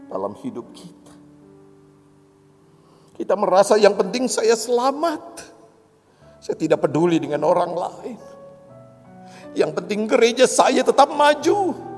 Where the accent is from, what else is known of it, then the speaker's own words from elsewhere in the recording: Java, Indonesia; Seperti saya orang Jawa yang jatuh cinta pada orang Batak istri saya.